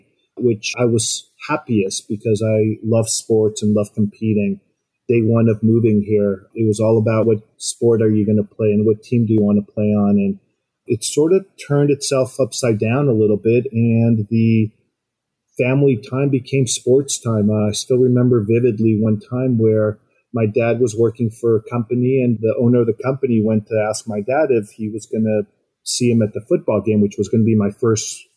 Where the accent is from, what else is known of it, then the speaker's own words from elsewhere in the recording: Mexico City, Mexico; now in United States; growing up in Mexico City was pretty amazing